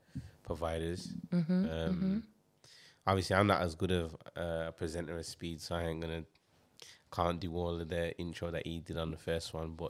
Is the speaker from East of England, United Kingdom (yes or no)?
no; Birmingham, West Midlands, United Kingdom; I'm from Birmingham, England.